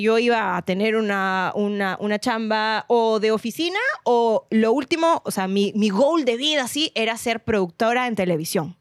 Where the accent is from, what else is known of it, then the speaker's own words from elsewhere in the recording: Lima, Peru; yo nací y crecí en San Miguel